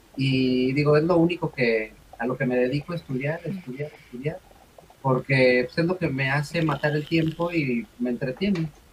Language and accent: Spanish; Mexico; no soy argentina, soy mexicana